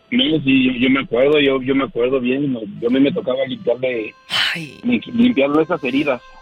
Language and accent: Spanish; Mexico City, Mexico; now in Colorado Springs, United States; soy de Chilango de Colorado Springs.